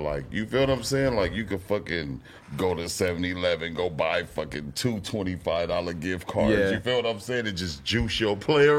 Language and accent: English; Compton, California, United States; I'm like, yeah, bro, I'm from Compton.